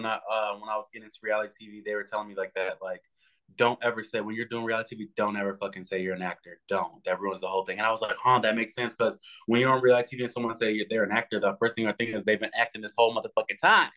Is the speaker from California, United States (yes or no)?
yes; Los Angeles, California, United States; I grew up in Hollywood, so that's how I have like the old Hollywood mindset.